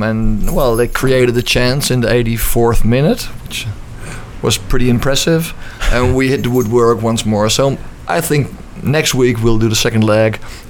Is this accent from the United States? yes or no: no; Amsterdam, North Holland, Netherlands; we're from Amsterdam